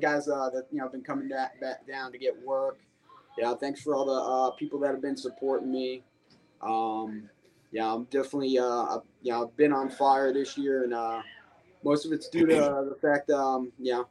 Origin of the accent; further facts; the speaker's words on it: New York, United States; moved away; also born or lived in the South (US); When I was growing up in New York, I was a little hoodlum.